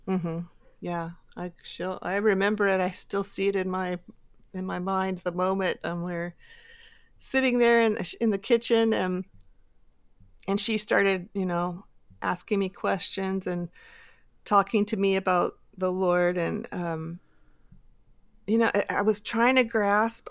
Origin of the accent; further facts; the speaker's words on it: Bay Area, California, United States; I grew up here in the Bay Area